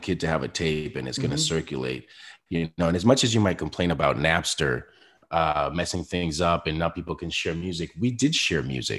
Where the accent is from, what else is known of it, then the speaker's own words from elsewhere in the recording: Spain; I came from Spain, you know, my mother's black, my father's Puerto Rican. I grew up listening, you know, Motown and hip hop.